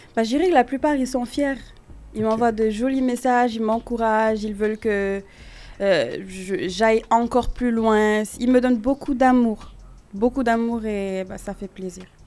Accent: Senegal; also born or lived in United States / Quebec, Canada; now in Canada; j'ai grandi au Sénégal

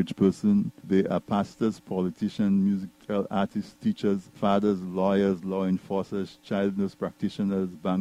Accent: Dominica; I'm from Casa Bruce

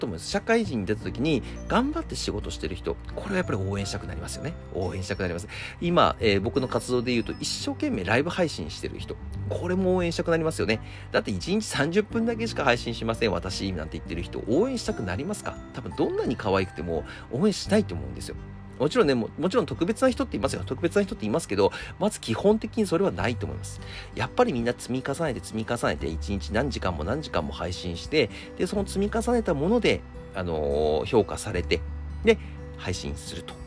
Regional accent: Akita, Japan; now in Tokyo, Japan; 僕のね、出身校も甲子園に行くような、高校だったので、結構面白かったです。秋田県です

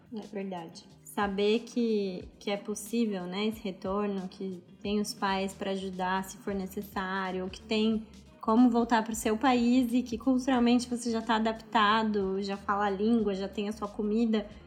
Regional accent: Brazil; also born or lived in Australia; now in Indonesia

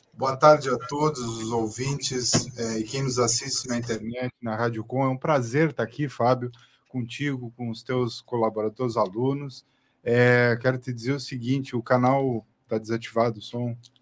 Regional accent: Pelotas, Rio Grande do Sul, Brazil; Eu sou pelotense

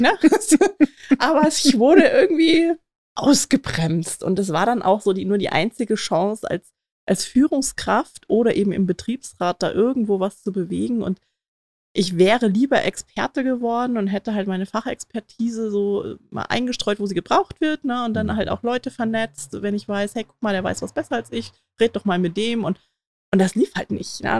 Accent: East Germany, Germany; ich bin im Osten groß geworden

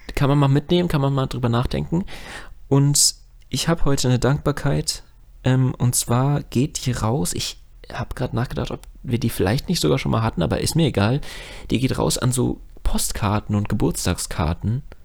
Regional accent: Frankfurt am Main, Hesse, Germany; als Frankfurter

